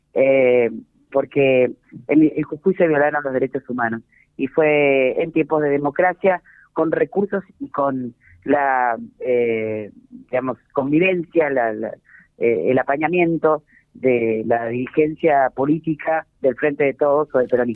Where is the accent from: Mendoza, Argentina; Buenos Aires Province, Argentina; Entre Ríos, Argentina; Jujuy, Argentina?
Jujuy, Argentina; Jujuy somos todos este, oscuros